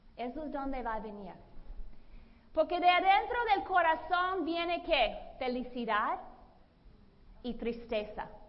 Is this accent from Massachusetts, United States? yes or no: yes; Boston, Massachusetts, United States; Spanish is a second language; moved away as an adult; also born or lived in Latin America / Brazil; now in Los Angeles, United States; Yo soy la mayor de cuatro hijos. Yo soy de Boston, Massachusetts. Yo aprendí limpiar nieve con muy joven